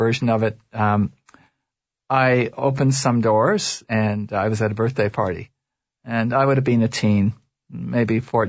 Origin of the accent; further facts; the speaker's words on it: Toronto, Ontario, Canada; And I was raised in Toronto.